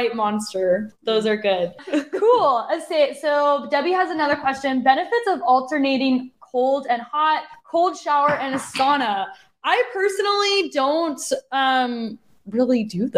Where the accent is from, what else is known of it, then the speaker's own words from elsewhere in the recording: Arizona, United States; I'm from Arizona, so I know the hot, hot weather.